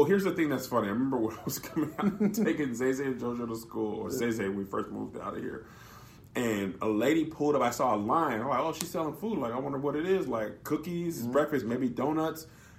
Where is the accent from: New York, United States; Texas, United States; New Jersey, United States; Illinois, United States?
Texas, United States; El Paso; now in Los Angeles, United States; Growing up in El Paso, Texas